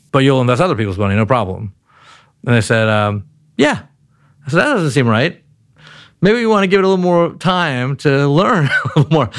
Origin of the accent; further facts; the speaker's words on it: Baltimore, Maryland, United States; also born or lived in Palo Alto, California / Pikesville, Maryland / Mount Washington, Baltimore; So we moved to, uh, to Baltimore, Maryland, and, uh, I grew up in a place called Pikesville for a while, then Mount Washington, and then I went to an inner city public high school in Baltimore